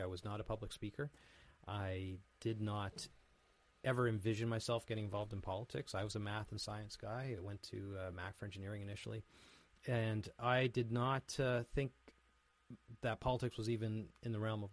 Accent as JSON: {"language": "English", "town": "Grimsby", "region": "Ontario", "country": "Canada", "tie": "born or raised there", "said": "I grew up in Grimsby. It's my hometown, so I'm a small-town boy"}